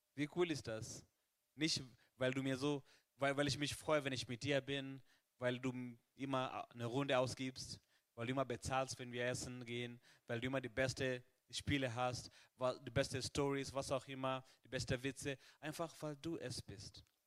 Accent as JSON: {"language": "German", "country": "Kenya", "moved": "yes", "lives_now": "Germany", "said": "in meinem Heimatland Kenia"}